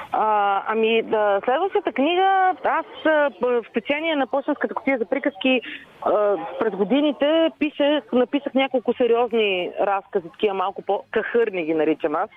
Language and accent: Bulgarian; Vidin, Vidin Province, Bulgaria; accent: north-western dialect; написах две-три истории за Леди Гергана на северо-западен диалект, защото аз съм от Видин.